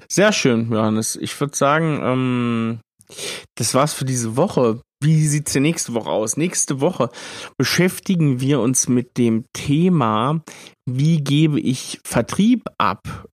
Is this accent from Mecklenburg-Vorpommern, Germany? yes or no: no; Thuringia, Germany; ich bin Thüringer